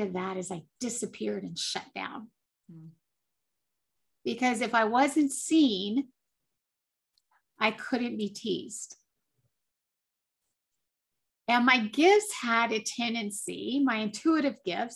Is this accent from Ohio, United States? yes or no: no; Colorado, United States; I grew up in Colorado. I still live in Colorado